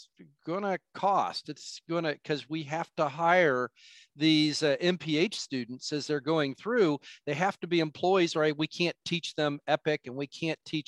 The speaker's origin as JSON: {"language": "English", "town": "Wapakoneta", "region": "Ohio", "country": "United States", "tie": "born or raised there", "also_born_or_lived": "Lima, Ohio", "said": "I grew up in Wapakoneta, Ohio, Neil Armstrong, first man on the moon location, just south of Lima, Ohio"}